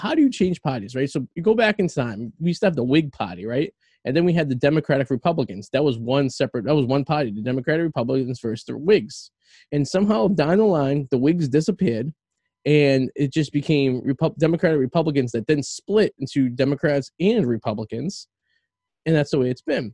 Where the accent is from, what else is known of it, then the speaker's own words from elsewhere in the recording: Revere, Massachusetts, United States; now in West Newbury, United States; I'm a guy from Revere